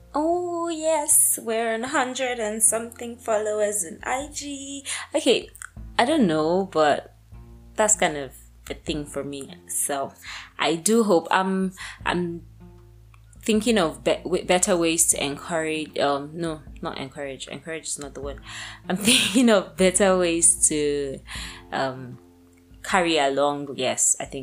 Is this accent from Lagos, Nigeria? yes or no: yes; Lagos, Nigeria; moved away; also born or lived in Abuja; I was born in Lagos